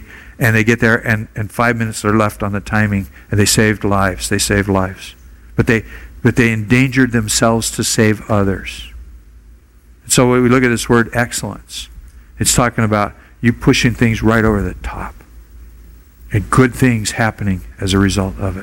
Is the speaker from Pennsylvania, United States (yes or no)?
no; Portland, Oregon, United States; now in Honolulu, United States; I grew up in Portland, Oregon, 60 miles from Timberline Lodge in Mount Hood